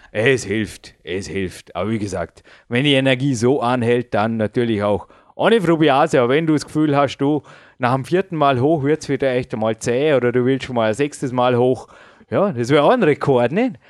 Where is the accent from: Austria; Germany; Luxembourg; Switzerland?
Austria; Dornbirn, Vorarlberg; also born or lived in Feldkirch; ich bin jetzt 34 Jahre alt, ich lebe seit 34 Jahren in Dornbirn. Bin zwar geboren in Felki, aber das war nur das Krankenhaus